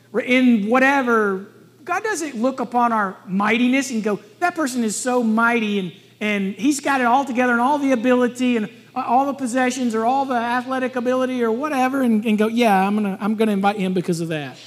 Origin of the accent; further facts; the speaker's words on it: Alabama, United States; I'm from Alabama.